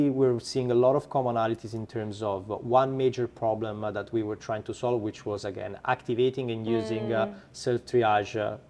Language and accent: English; Italy; accent: Italian; English is a second language; now in United States; As you can probably hear from my accent, I'm Italian.